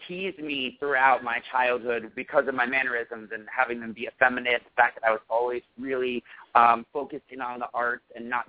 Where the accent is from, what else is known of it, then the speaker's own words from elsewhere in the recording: upstate New York, United States; I grew up in upstate New York in a lower-income family. I was the oldest of four siblings, three boys and one girl.